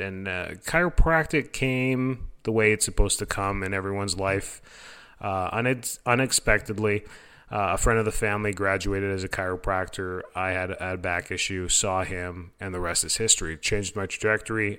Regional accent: Canada; moved away as an adult; now in Florida, United States; am originally from Canada

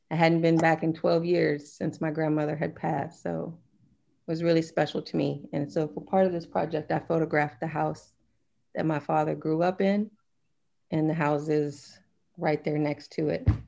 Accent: Germany; born there; And I was born in Germany, so my grandmother wasn't able to see me as a young child.

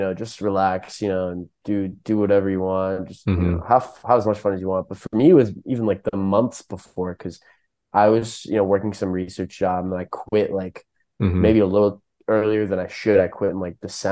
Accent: Virginia, United States; also born or lived in Philadelphia, Pennsylvania; I was just raised in Virginia

